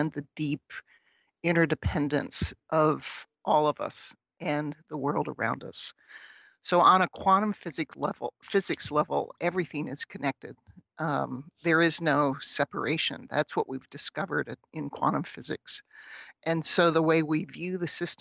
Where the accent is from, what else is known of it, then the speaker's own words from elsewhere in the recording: outside of Pittsburgh, Pennsylvania, United States; now in St. Cloud, United States; I grew up in outside of Pittsburgh, but I live in St. Cloud, Minnesota